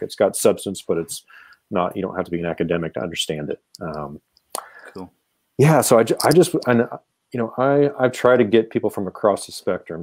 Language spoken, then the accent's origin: English; Kansas City, United States; all my teams are from Kansas City, my hometown